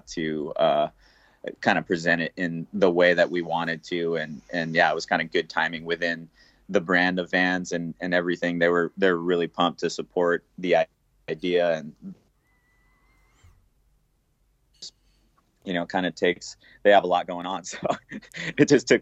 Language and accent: English; Puerto Rico; growing up in Puerto Rico, surfing the different waves that the island has to offer